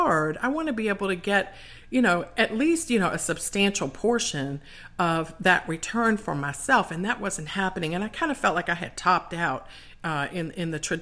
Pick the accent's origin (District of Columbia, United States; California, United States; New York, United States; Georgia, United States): District of Columbia, United States; Washington; my hometown of DC.